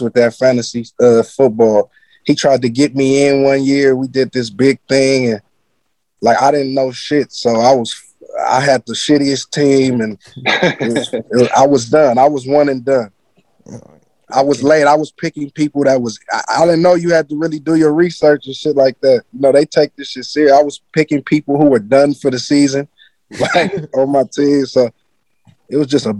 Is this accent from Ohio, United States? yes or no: no; San Francisco, California, United States; growing up in San Fran